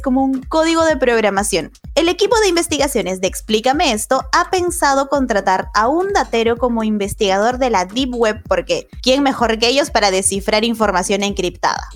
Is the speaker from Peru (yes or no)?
yes; Peru; todos somos bien peruanos